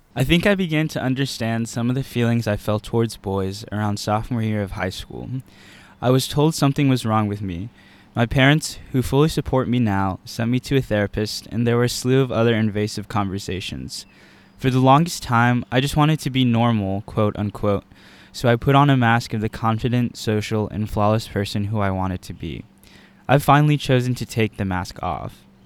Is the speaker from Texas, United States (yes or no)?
yes; Texas, United States; moved away as an adult; now in Virginia, United States; I'm from Texas